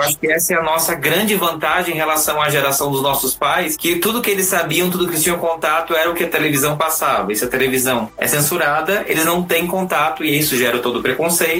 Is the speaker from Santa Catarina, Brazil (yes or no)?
yes; Blumenau, Santa Catarina, Brazil; now in São Paulo, Brazil; sou de Santa Catarina e eu vivi num estado que, assim, em Blumenau